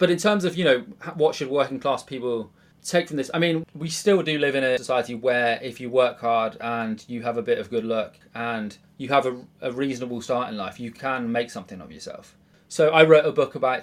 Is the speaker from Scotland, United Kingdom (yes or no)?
no; Bridgwater, South West England, United Kingdom; moved away as an adult; now in London, United Kingdom; I was born in Bridgewater. It's like a working class kind of outpost in Somerset